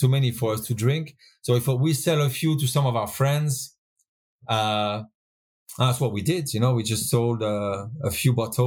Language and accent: English; Pays de la Loire, France; born or raised there; moved away as an adult; also born or lived in Brittany / Frankfurt / United Kingdom; now in Spain